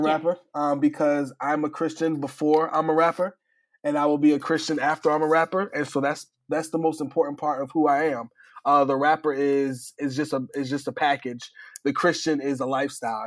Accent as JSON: {"language": "English", "town": "New Haven", "region": "Connecticut", "country": "United States", "tie": "born or raised there", "said": "I grew up in New Haven, Connecticut"}